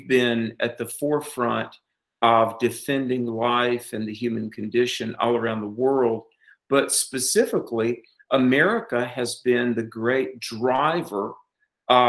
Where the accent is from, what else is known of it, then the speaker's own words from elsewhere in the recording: North Carolina, United States; my home state of North Carolina